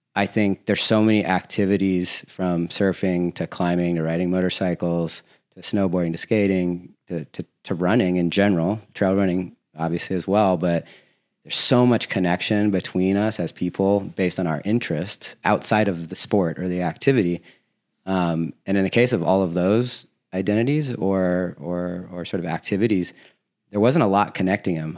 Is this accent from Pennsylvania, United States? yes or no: no; Laguna Beach, California, United States; I'm from Laguna Beach